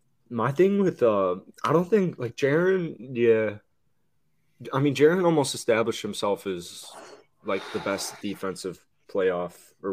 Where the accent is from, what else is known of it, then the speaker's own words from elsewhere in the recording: Philadelphia, Pennsylvania, United States; Growing up in South Philly